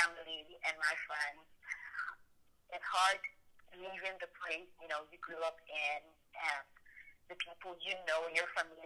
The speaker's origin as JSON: {"language": "English", "country": "Nigeria", "moved": "yes", "lives_now": "United States", "said": "We have a lot of ethnic groups, more than 250 ethnic groups in Nigeria"}